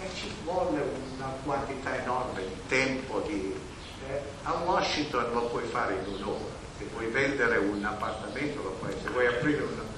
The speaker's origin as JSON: {"language": "Italian", "town": "Mola di Bari", "region": "Apulia", "country": "Italy", "said": "del mio paese, di Mola di Mario"}